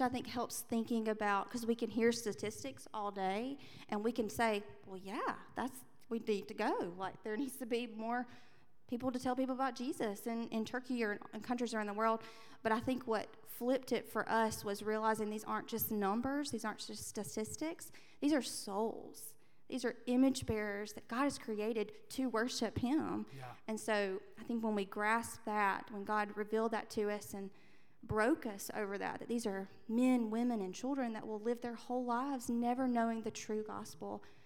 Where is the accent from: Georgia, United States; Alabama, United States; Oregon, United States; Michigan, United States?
Alabama, United States; Andalusia; also born or lived in London; I grew up in Andalusia, Alabama